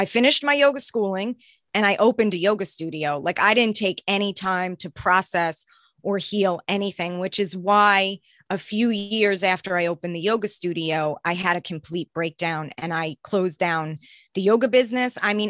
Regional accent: New York, United States; now in Boston, United States; I'm originally from New York, but then my family moved here.

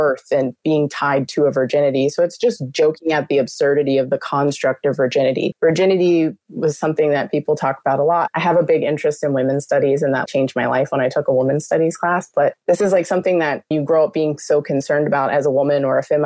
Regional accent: Pittsburgh, Pennsylvania, United States; moved away as an adult; now in New York, United States; I'm from Pittsburgh

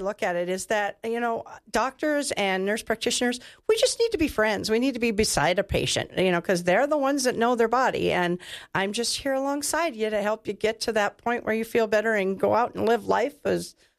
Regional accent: North Dakota, United States; now in Wyoming, United States; I came from North Dakota and wasn't a nurse, and Wyoming has given me that opportunity. And so Wyoming is home now

